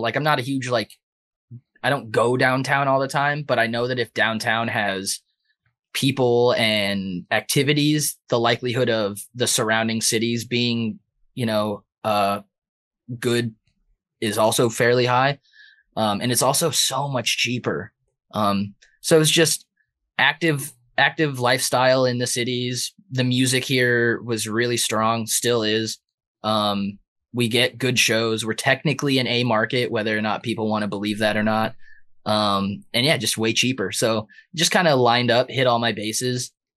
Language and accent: English; San Diego, California, United States; now in Minneapolis, United States; I'm from San Diego.